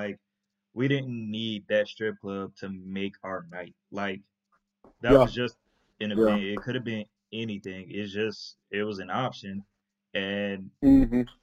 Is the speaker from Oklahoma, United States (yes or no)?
no; Atlanta, Georgia, United States; moved away; we come from Atlanta, where it's, like, land of the strip clubs